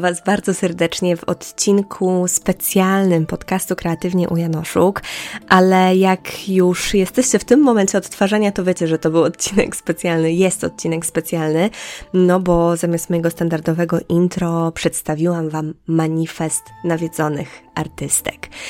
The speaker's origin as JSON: {"language": "Polish", "region": "Podlaskie Voivodeship", "country": "Poland", "tie": "born or raised there", "moved": "yes", "said": "Ja pochodzę z małej miejscowości na Podlasiu, mm, około 10 tysięcy osób. Tam się wychowywałam, tam chodziłam do szkoły podstawowej."}